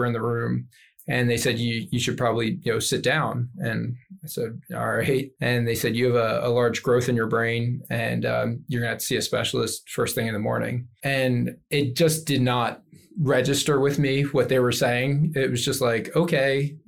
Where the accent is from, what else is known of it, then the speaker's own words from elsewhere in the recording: Philadelphia, Pennsylvania, United States; moved away; I said, the Philadelphia area.